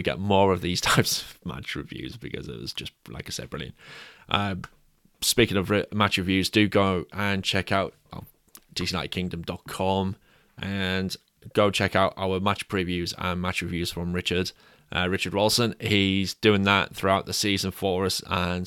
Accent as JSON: {"language": "English", "region": "England", "country": "United Kingdom", "said": "we're both English"}